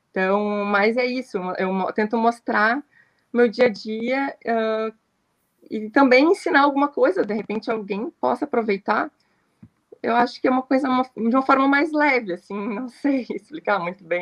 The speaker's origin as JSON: {"language": "Portuguese", "town": "Camaquã", "region": "Rio Grande do Sul", "country": "Brazil", "tie": "born or raised there", "said": "quando eu, eu, saí de Camacuã para estudar, fui fazer administração."}